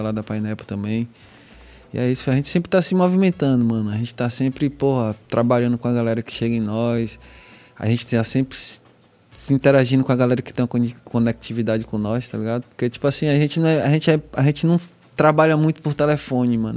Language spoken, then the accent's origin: Portuguese; Northeast Region, Brazil; accent: Northeastern; a gente que é nordestino. Não sei se é pelo nosso sotaque